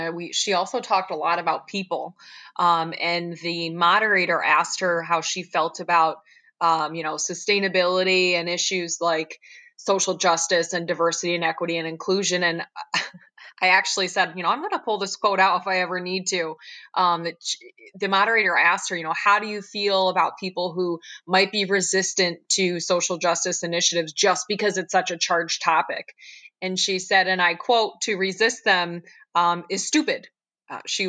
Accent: Dundee, New York, United States; I was raised here in the Finger Lakes, right in Dundee, very small town

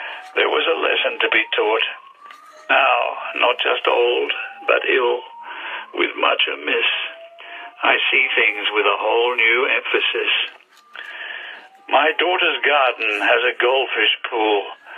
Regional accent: Australia; now in England; Australia, which of course is where I came from originally.

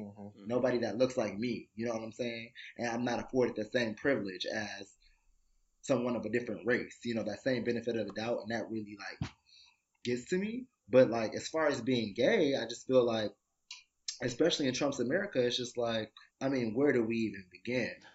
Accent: Detroit, Michigan, United States; now in New York, United States; I'm from Detroit.

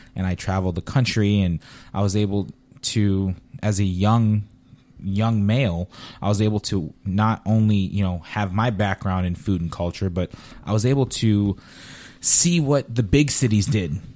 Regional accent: Paterson, New Jersey, United States; also born or lived in Queens, New York / Harrison, New Jersey / Bloomfield, New Jersey; now in Southwest Florida, United States; I grew up in, you know, New Jersey, yeah, Patterson, Harrison, Bloomfield

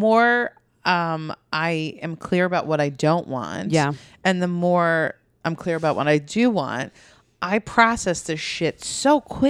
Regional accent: Long Island, New York, United States; I'm from Long Island.

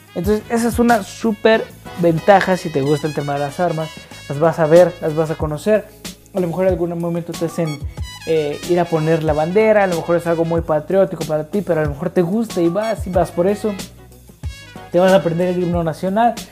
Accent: Mexico; soy de México

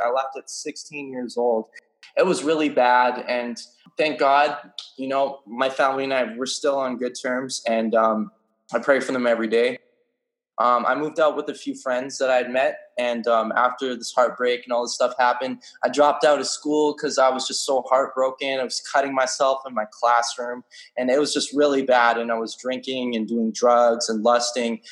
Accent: British Columbia, Canada; I'm from British Columbia, Canada

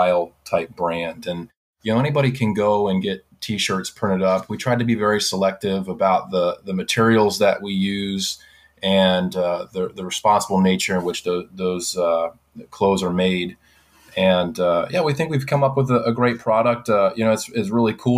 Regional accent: Florida, United States; moved away; I'm from Florida originally

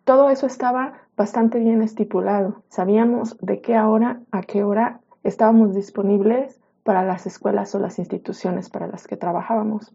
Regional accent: Mexico; en mi país, en México

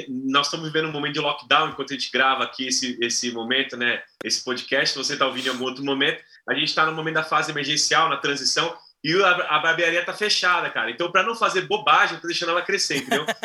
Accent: São Paulo, Brazil; Não, eu nasci aqui, nasci aqui em São Paulo e vivi a vida toda aqui nas igrejas aqui da, da Zona Leste mesmo

